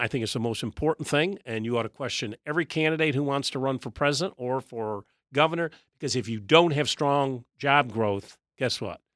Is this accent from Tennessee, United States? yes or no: no; Syracuse, New York, United States; now in Virginia, United States; I grew up in Syracuse, New York